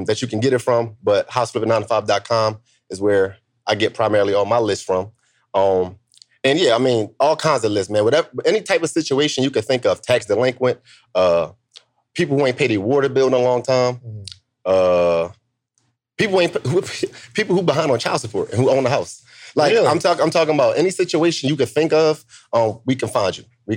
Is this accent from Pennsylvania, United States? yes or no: yes; Philadelphia, Pennsylvania, United States; moved away as an adult; also born or lived in DMV (Washington D.C. area); now in Washington D.C. area, United States; I'm from Philly, born and raised, and now I live in the DMV